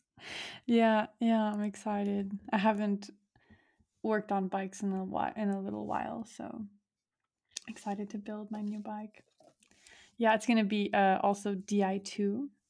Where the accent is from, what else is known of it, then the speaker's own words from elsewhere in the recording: Montreal, Quebec, Canada; moved away as an adult; now in Hamburg, Germany; I was born in Montreal, Canada, uh, born and raised